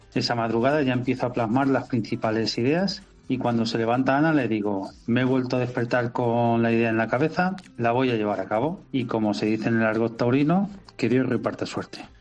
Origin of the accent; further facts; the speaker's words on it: El Pedernoso, Castilla-La Mancha, Spain; mi pueblo, que es el Pedernoso en Cuenca